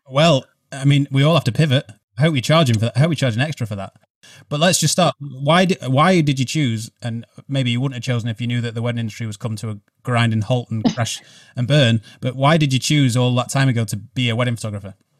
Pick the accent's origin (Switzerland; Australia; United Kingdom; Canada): United Kingdom; England; accent: English; my accent